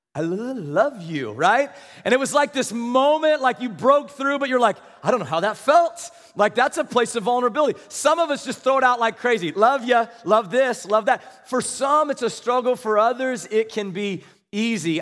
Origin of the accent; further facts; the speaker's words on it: Kansas, United States; I was from Kansas